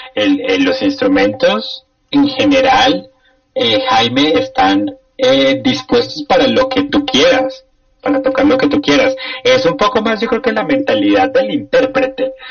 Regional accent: Colombia

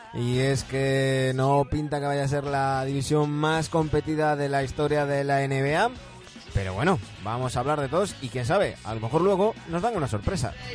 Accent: Galicia, Spain; soy gallego

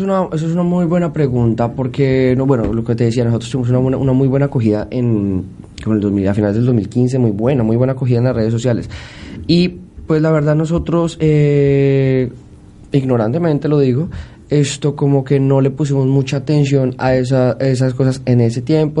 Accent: Bogotá, Colombia; yo soy de Bo, eh, de Bogotá.

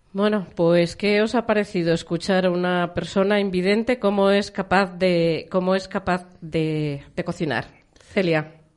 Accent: Cirueña, La Rioja, Spain; Yo soy de Cirueña, al lado de Santo Domingo de la Calzada.

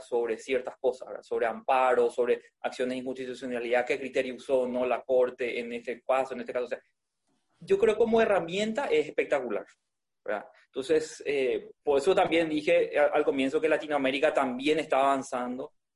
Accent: Paraguay; also born or lived in Spain

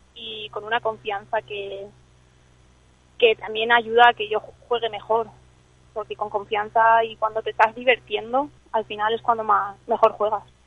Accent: Spain; born or raised there; also born or lived in Scotland

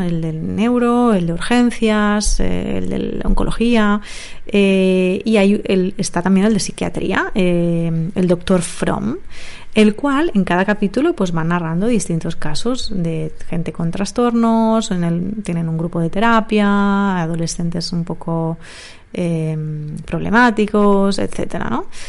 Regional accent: Barcelona, Catalonia, Spain; also born or lived in Granada / Madrid; acabé trabajando en mi ciudad natal, en Barcelona

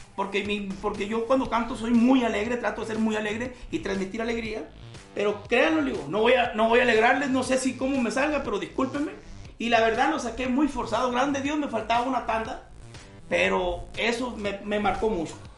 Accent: Hermosillo, Sonora, Mexico; yo soy de Hermosillo, Sonora, México

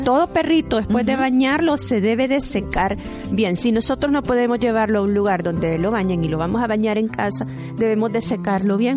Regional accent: El Salvador; esperamos, como buenos salvadoreños

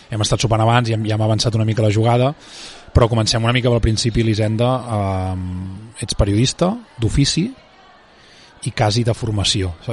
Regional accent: Vallès Oriental, Catalonia, Spain; Soc molt del Vallès Oriental, jo ets molt, molt ultralocal, molt ultra, ultracomarcal

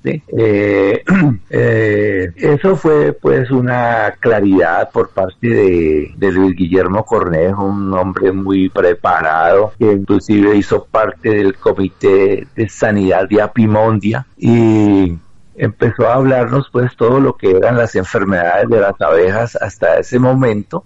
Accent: Colombia; motivar aquí en mi país la formación de apicultores

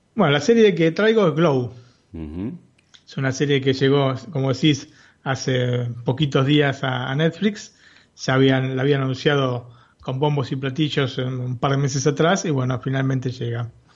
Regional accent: Buenos Aires, Argentina; born or raised there

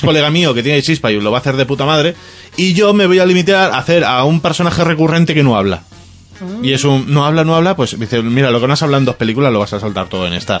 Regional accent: Ibiza, Balearic Islands, Spain; en mi tierra, Ibiza

